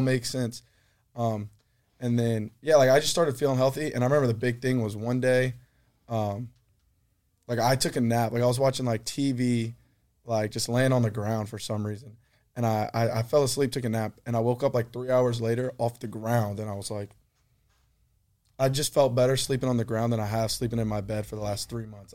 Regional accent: Baton Rouge, Louisiana, United States; I'm from Baton Rouge

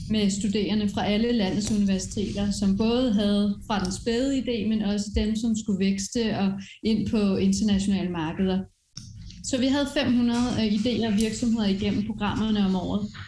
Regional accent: France; Øh, jeg er vokset op i Frankrig med iværksætterforældre, som har rejst rundt, sådan rundt omkring, så det er egentlig altid sådan ligget i blodet.

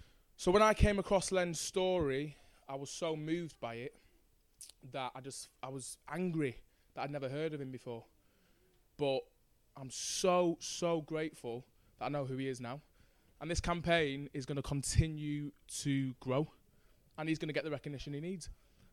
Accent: Manchester, North West England, United Kingdom; I've grown up in boxing gyms since I was 8 years old. I'm from South Manchester. I'm mixed race. You know, my dad's West African.

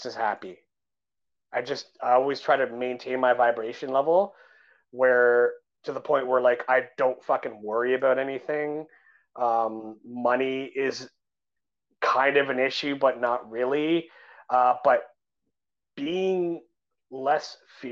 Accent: Canada; I'm a Canadian guy

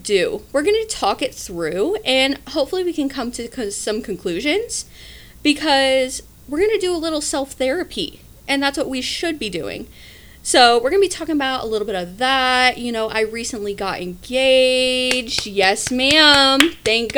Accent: Midwest, United States; we're from the Midwest

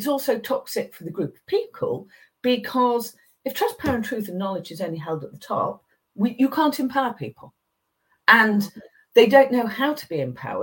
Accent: England, United Kingdom; I grew up in England

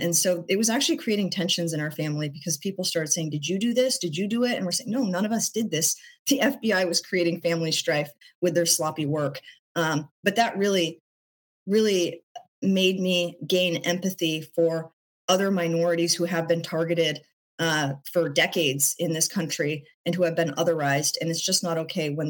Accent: Portland, Oregon, United States; I was born in Portland, and I see the place that I've called home for most of my life

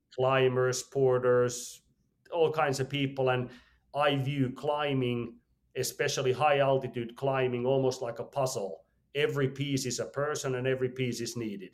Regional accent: Finland; I was born in Finland, regular family

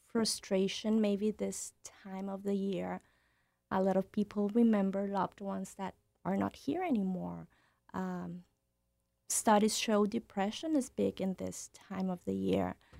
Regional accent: Nuevo Laredo, Tamaulipas, Mexico; moved away; I'm from Nuevo Laredo. I grew up in Nuevo Laredo.

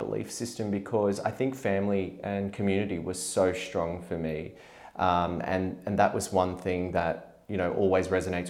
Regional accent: Bankstown, New South Wales, Australia; I guess I kind of didn't know where I fit in, because I was born in Australia. And so a lot of that was very, very strong. Growing up in Bankstown, though

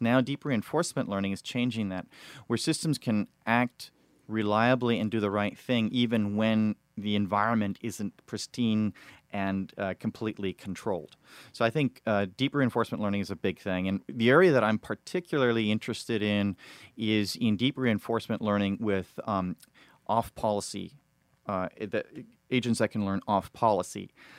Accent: Paris, Île-de-France, France; So I grew up in Paris and I speak fluent Chinese.

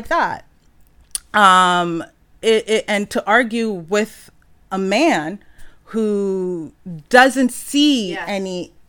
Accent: Jamaica; I'm Jamaican. It's hard to find Jamaican food.

